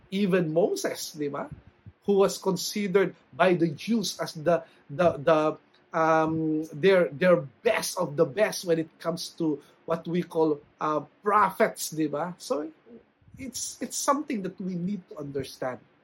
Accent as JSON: {"language": "Tagalog", "country": "Philippines", "said": "bilang Pilipino"}